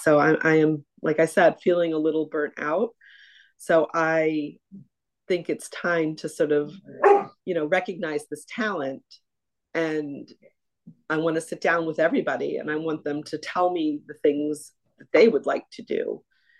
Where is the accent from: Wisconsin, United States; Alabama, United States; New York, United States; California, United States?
New York, United States; Ithaca; also born or lived in Boston; now in Fairfield, United States; I grew up in upstate New York. So I grew up in Ithaca, not far from, about an hour from Syracuse.